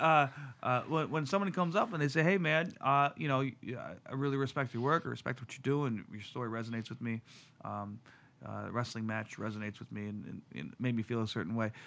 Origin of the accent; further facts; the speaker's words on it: Detroit, Michigan, United States; as a kid growing up in Detroit in the nineties